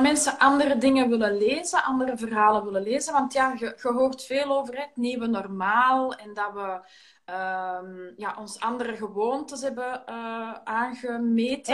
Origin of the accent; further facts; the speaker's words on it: Antwerp, Flanders, Belgium; wij in Ekeren, wij, wij zijn ook van Antwerpen